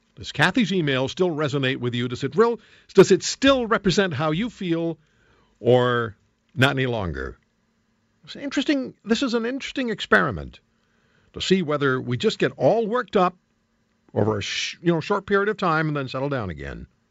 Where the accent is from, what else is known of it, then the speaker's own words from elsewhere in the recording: Alberta, Canada; I'm from Alberta